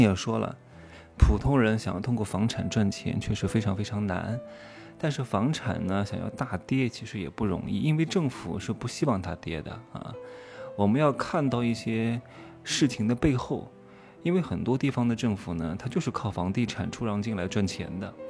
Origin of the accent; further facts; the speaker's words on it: Wuhu, Anhui, China; moved away; 老家安徽芜湖有什么，呃，这个新百大厦，啊，精英购物广场、商之都